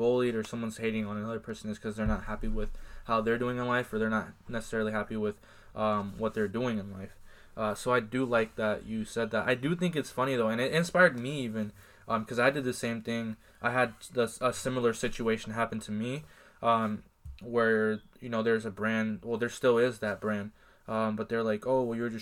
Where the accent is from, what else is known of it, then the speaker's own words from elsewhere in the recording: Iowa, United States; we are from Iowa